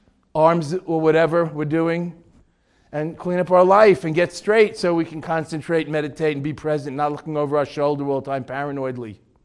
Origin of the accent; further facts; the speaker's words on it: Boston, Massachusetts, United States; Ted Williams? I'm from Boston.